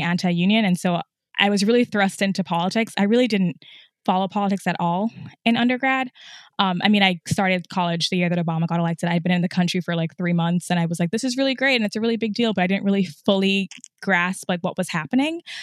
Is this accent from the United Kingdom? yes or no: no; Trinidad & Tobago; moved away as an adult; also born or lived in upstate New York, United States; I was born in upstate New York, but I actually grew up in Trinidad, so I'm from the Caribbean, and my parents still live there. I left when I was seventeen